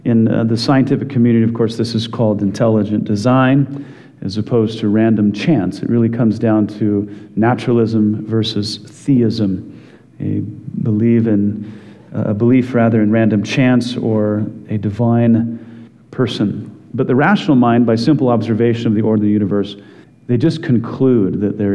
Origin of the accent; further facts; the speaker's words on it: Wyoming, United States; growing up in Wyoming